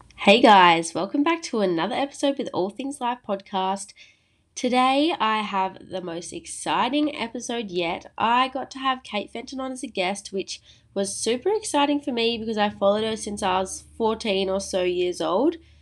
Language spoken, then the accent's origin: English; Esperance, Western Australia, Australia; moved away; my hometown which is Esperance